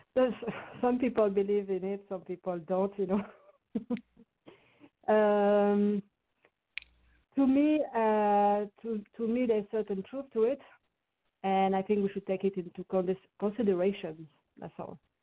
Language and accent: English; Saint-Étienne, Auvergne-Rhône-Alpes, France; English is a second language; moved away; also born or lived in Paris; Saint Etienne is the name of my uh, hometown. My hometown, which is situated in uh, east, uh, like southeast of France, near uh, Lyon